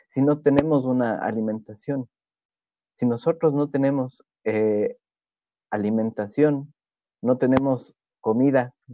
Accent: Ecuador; Yo soy de Ecuador, soy de una zona donde

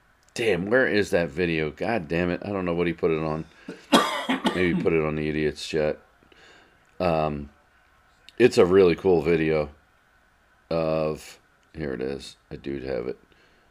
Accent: North Penn, Pennsylvania, United States; growing up in North Penn and being a Philadelphia Eagles fan

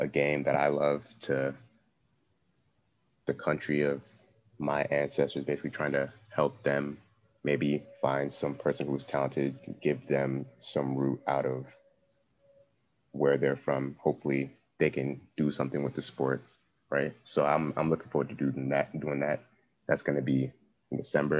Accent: Cameroon; moved away; I hail from Cameroon

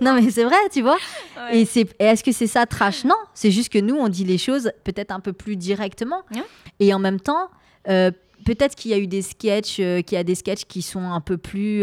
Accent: France; Et alors qu'on a grandi ici, on est né ici. Moi, je suis, je suis une enfant. Euh, une enfant de la République française

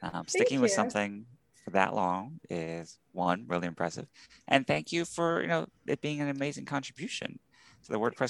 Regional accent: Houston, Texas, United States; born and raised in Houston, Texas, which is where I grew up.

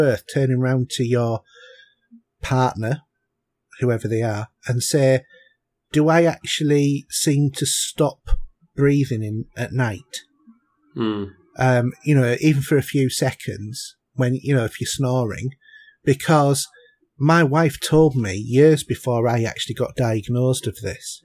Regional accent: Yorkshire and the Humber, United Kingdom; I come from North Yorkshire

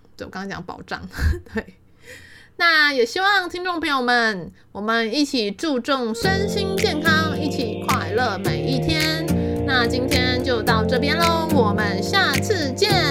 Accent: Taiwan; 我们都台湾人

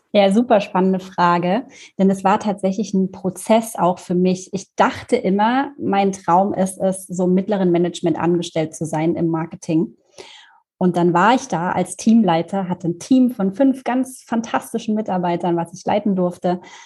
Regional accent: Erfurt, Thuringia, Germany; moved away as an adult; also born or lived in Munich; ich bin ähm, in Erfurt aufgewachsen, im wunderschönen Thüringen und bin dann nach dem Abitur äh, nach München gezogen

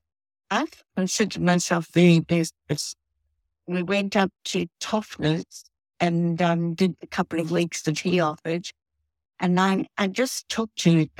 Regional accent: Johannesburg, Gauteng, South Africa; now in Perth, Australia; I'm actually from Johannesburg.

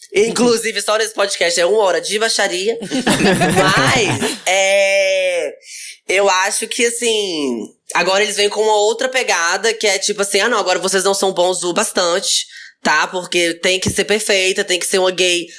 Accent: Teófilo Otoni, Minas Gerais, Brazil; Eu sou de Teoflotone, interior

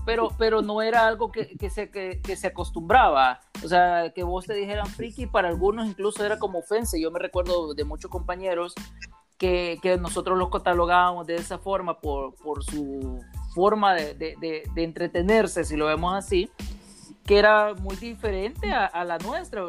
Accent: El Salvador; somos del Salvador

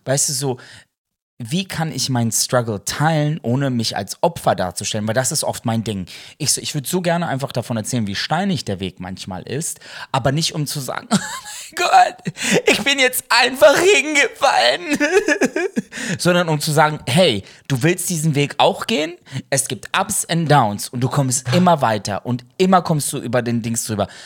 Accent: Ruhr area, North Rhine-Westphalia, Germany; wir kommen aus dem Ruhrgebiet

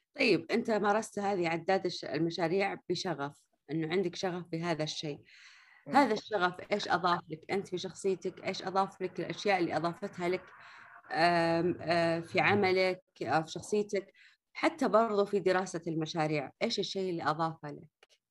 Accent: Riyadh, Riyadh Province, Saudi Arabia; هنا عندنا في الرياض

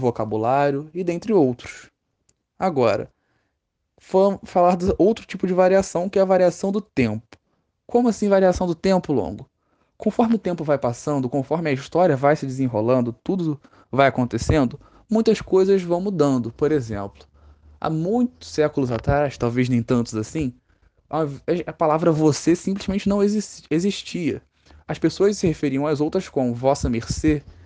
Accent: Rio de Janeiro, Brazil; no Rio de Janeiro, nós falamos mais assim

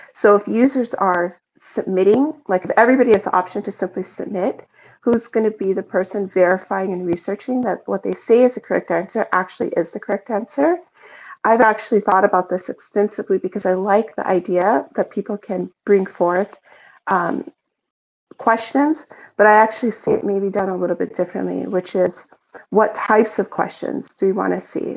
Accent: United States; I'm American

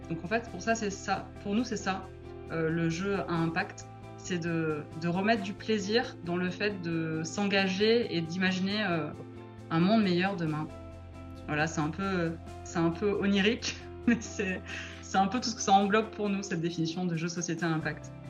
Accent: Marseille, Provence-Alpes-Côte d'Azur, France; now in Bordeaux, France; j'ai grandi à Marseille.

